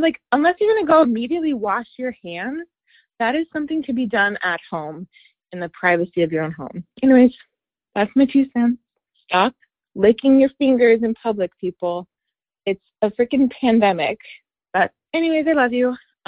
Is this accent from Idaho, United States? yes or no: yes; Idaho, United States; now in Dallas, United States; I'm calling from Dallas, Texas, but I am an Idaho native, so shout out to Idaho people.